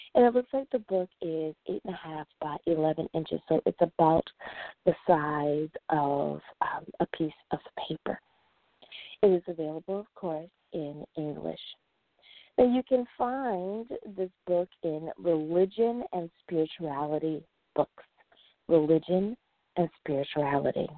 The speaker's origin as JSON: {"language": "English", "country": "United States", "said": "the United States of America. Woohoo! My home country"}